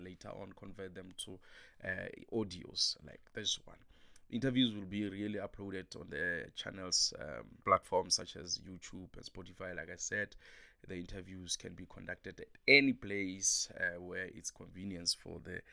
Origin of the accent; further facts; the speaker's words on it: South Africa; as South African and being in South Africa, we have about 12 languages